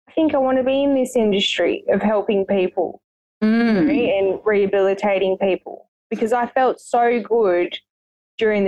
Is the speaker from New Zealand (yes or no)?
no; Singleton, New South Wales, Australia; also born or lived in Sydney; I was born in Sydney and half raised there until I moved into a little country town called Singleton with my grandparents. They pretty much raised me until my nan passed away when I was 15.